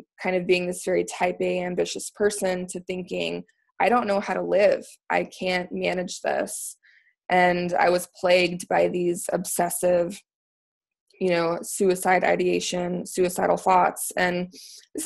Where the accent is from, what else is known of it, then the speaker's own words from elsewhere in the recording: Texas, United States; moved away as an adult; also born or lived in Washington, D.C. area; now in Maryland, United States; I'm actually originally from Texas, moved to the DC area for law school